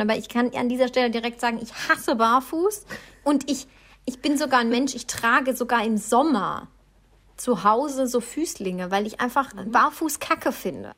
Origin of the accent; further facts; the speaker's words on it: Baden-Württemberg, Germany; ich bin ein Schwabe